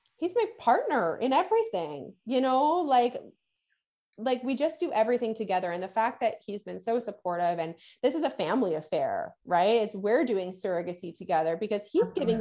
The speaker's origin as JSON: {"language": "English", "country": "Canada", "said": "I'm Canadian"}